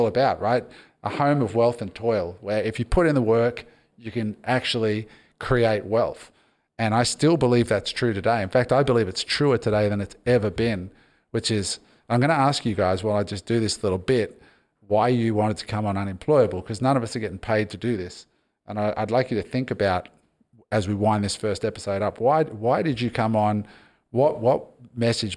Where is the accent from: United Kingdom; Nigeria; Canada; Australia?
Australia; I'm Australian, but my parents were immigrants